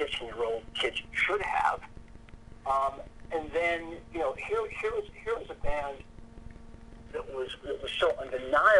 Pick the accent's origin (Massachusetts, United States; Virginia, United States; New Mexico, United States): Massachusetts, United States; Boston; I'm from Boston, Massachusetts